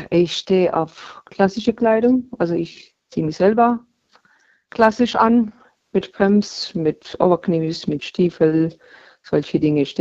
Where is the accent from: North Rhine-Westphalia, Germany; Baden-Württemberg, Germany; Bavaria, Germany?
Baden-Württemberg, Germany; Hm, Baden-Württemberg.